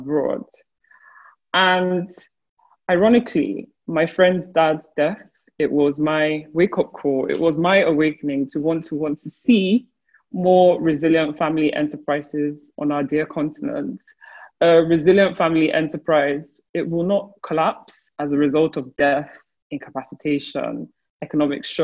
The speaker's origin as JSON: {"language": "English", "country": "Nigeria", "said": "My home country, Nigeria"}